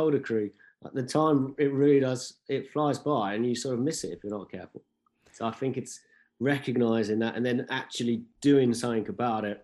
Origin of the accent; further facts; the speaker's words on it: Tring, East of England, United Kingdom; I grew up in a place called Tring. It's in Hertfordshire.